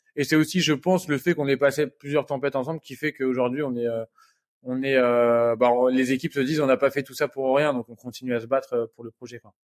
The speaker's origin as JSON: {"language": "French", "region": "Normandy", "country": "France", "said": "je suis normand d'origine"}